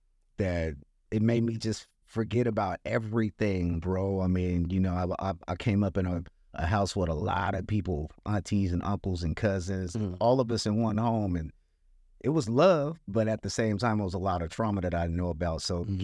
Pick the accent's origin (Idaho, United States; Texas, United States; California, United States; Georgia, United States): California, United States; Santa Monica; I grew up in Santa Monica, California. We had the beach right there. We walked to the beach. I mean, my high school was two blocks away from the beach.